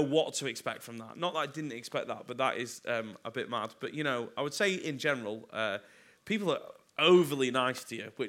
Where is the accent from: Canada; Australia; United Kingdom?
United Kingdom; Chelford, North West England; moved away as an adult; now in London, United Kingdom; I'm from like a little town called Chelford near Macclesfield, which no one has ever heard of because it's got two shops and a pub